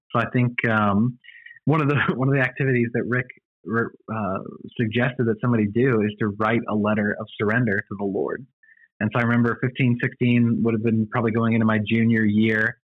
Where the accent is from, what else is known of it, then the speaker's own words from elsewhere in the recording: Illinois, United States; part of Illinois? Because that's where I was raised. Oh, really? Mm-hmm. Uh, a very small town that we lived in called Grayslake. Gray's Lake, up near Chicago. Yep, a lot of my family's from Chicago. Most of my family grew up in Rockford